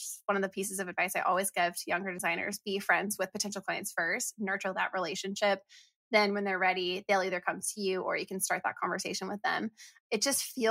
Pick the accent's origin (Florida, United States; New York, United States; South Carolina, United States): Florida, United States; moved away; we're both from Florida, have Florida in our histories